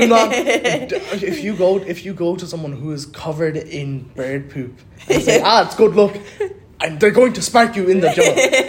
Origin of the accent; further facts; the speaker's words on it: Pakistan; As a Pakistani man